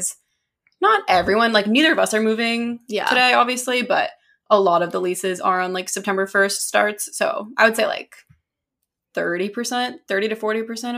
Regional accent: United States; now in Boston, United States; we're American. We live in Boston

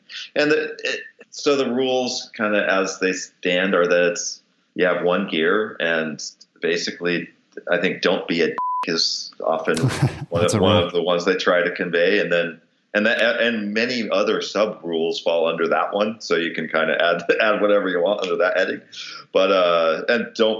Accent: Detroit, Michigan, United States; I'm a machinist from Detroit

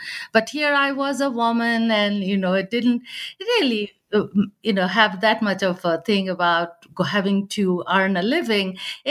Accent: Bihar, India; English is a second language; moved away; So I grew up in India, you know, in the Bihar and Bengal, that eastern part of India.

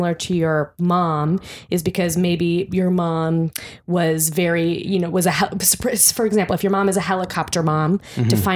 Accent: Midwest, United States; now in New York City, United States; I'm from the Midwest

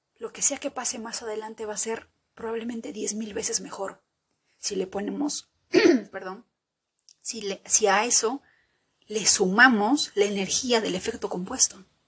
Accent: Peru; bendita la hora en que nací en Perú

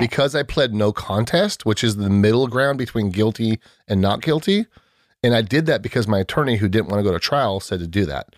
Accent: San Diego, California, United States; born and raised in San Diego

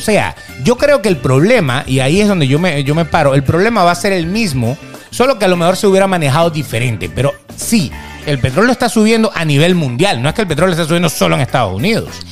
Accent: Venezuela; moved away as an adult; now in Miami, United States; Nosotros, por ejemplo, que venimos de Venezuela, que veníamos eh, huyendo en aquel momento

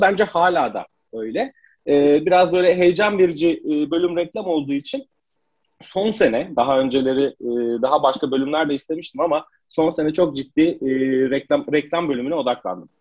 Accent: Manisa, Turkey; moved away as an adult; Manisalıyım, memlekete döndüm

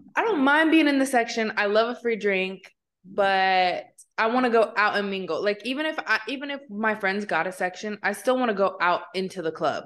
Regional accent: Midwest, United States; also born or lived in Kansas City; growing up in the Midwest, where it's like, we didn't grow up with access to a lot of things

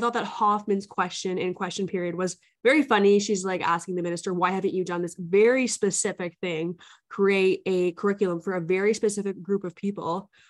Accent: Canada; It feels like it must be treason to me that as a Canadian, especially a Canadian politician, you would advise another foreign government to hold two of your fellow Canadian citizens in prison for longer.

